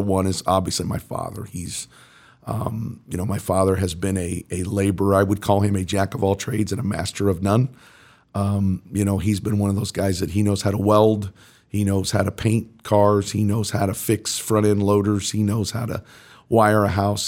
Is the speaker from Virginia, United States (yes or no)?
no; Mooresville, Indiana, United States; also born or lived in New York City; I grew up in Mooresville.